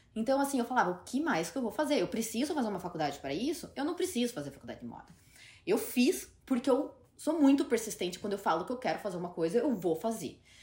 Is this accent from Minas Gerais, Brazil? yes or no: no; Curitiba, Paraná, Brazil; moved away as an adult; also born or lived in Ireland; now in New York, United States; porque Curitiba é minha casa, é minha cidade natal